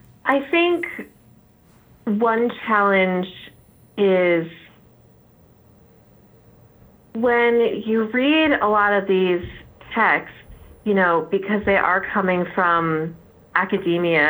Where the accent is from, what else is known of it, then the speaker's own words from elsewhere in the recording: New Jersey, United States; accent: North Jersey; my North Jersey accent